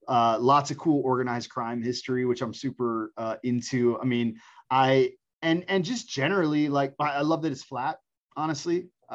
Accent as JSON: {"language": "English", "town": "Tampa", "region": "Florida", "country": "United States", "tie": "born or raised there", "also_born_or_lived": "Delaware / Virginia / Cleveland, Ohio", "said": "So I was born in Delaware, which I don't know anything about. And then we went to Virginia. And then my young childhood was mostly in Cleveland, Ohio. And then in fourth grade, we moved to Tampa, Florida."}